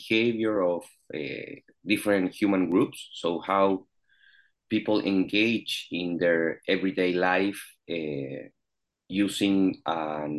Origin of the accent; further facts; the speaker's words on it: Chile; English is a second language; moved away as an adult; now in Canada; I am an international student. I'm from Chile